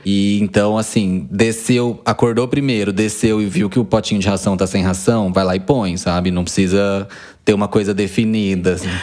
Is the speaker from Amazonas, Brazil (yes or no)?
no; Quatá, São Paulo, Brazil; Cresci em Quatá, uma cidadezinha de 15 mil habitantes, aqui no interior de São Paulo